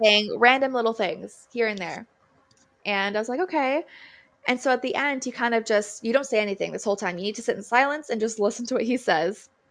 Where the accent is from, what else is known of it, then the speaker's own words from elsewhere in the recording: Wahta, Ontario, Canada; I'm from Wata, um, and I'm Mohawk